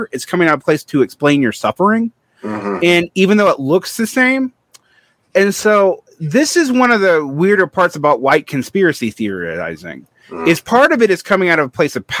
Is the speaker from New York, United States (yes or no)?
no; Central Georgia, United States; I grew up in Central Georgia